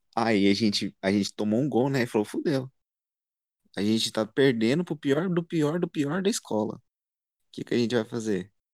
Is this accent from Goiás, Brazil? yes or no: yes; Anápolis, Goiás, Brazil; sou de Goiás, Anápolis mais precisamente